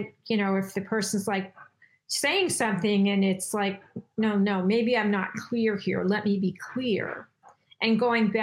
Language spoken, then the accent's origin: English; New York, United States; I'm from New York, and we speak differently than the people on the West Coast